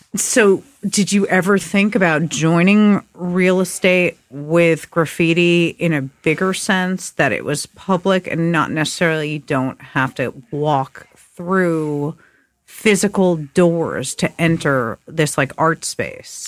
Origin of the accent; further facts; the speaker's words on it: New York, United States; growing up in New York and writing graffiti